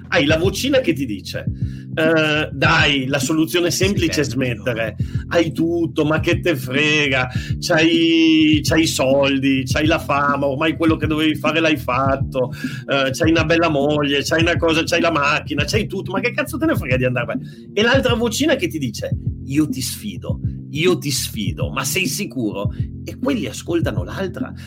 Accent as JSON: {"language": "Italian", "town": "Turin", "region": "Piedmont", "country": "Italy", "tie": "born or raised there", "said": "da torinese e da amante delle storie, perché io sono nato a Torino"}